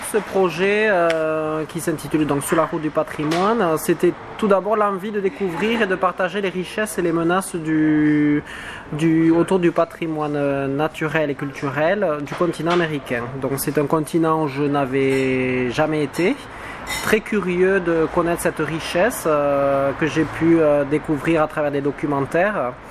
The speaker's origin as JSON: {"language": "French", "region": "southwest France", "country": "France", "accent": "southwest French", "said": "L'accent du sud-ouest me colle à la peau."}